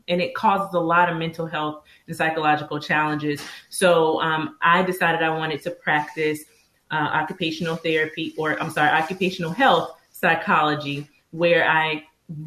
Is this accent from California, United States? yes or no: no; Greenville, North Carolina, United States; moved away as an adult; also born or lived in Chapel Hill, North Carolina; I was born and raised in Greenville, North Carolina. So I'm a Southern girl